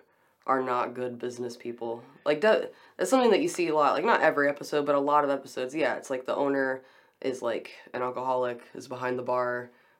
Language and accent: English; Beaumont, Texas, United States; I'm from Beaumont.